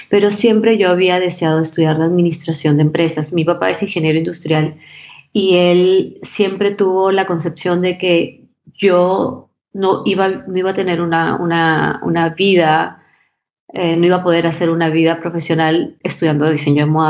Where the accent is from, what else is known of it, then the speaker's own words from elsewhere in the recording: Peru; me enseñaron desde muy chiquita a ser muy agradecida y, y, y a entender lo privilegiada que yo era como peruana